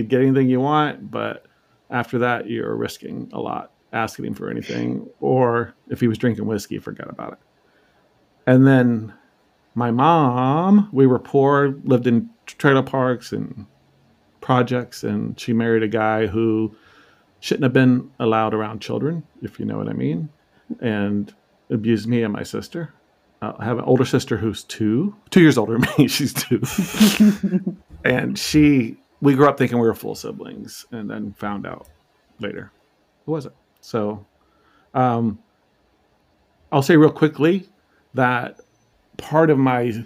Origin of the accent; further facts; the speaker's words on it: Arkansas, United States; also born or lived in Illinois; my mom took me and my sister to Arkansas, where I spent most of my childhood, kind of like I would do school in Arkansas, summer in Illinois.